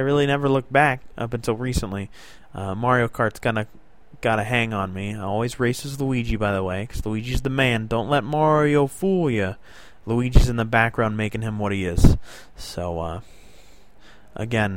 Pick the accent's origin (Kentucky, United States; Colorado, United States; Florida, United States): Florida, United States; South; now in New York State, United States; I was born and raised South Florida